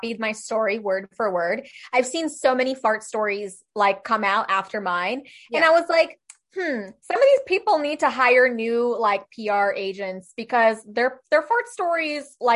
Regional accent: Czechia; I'm from Czech Republic and they're very traditional people

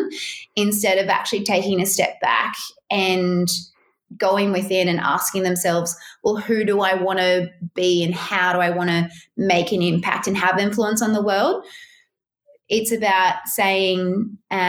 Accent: Australia; had a lot of pride and sense, I did certainly, of being an Australian

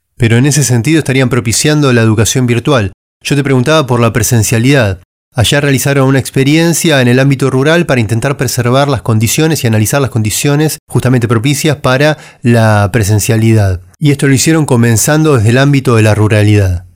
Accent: Argentina; en un país como Argentina, que estuvimos tanto tiempo eh, aislados

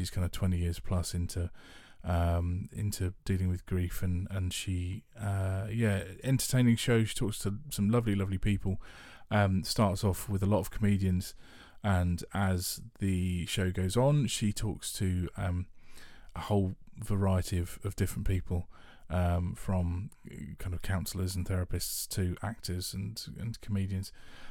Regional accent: Harrow, London, United Kingdom; I was born in Harrow, northwest London, grew up there with a lovely mum and lovely dad

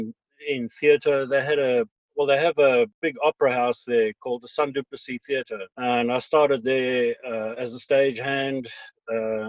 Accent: East Rand, Gauteng, South Africa; born or raised there; also born or lived in Durban; now in Ireland

